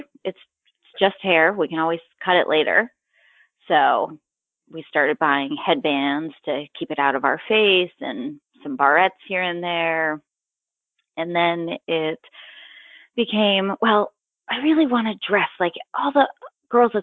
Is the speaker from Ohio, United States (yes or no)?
no; New Hampshire, United States; I was born in New Hampshire, where I lived with my parents